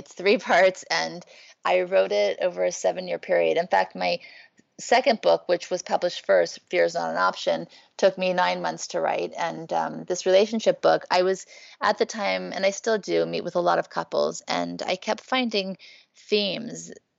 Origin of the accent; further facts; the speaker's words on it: Thibodaux, Louisiana, United States; born there; also born or lived in New Orleans; I was born in Thibodaux, Louisiana. I lived in New Orleans. I was not raised in a religious home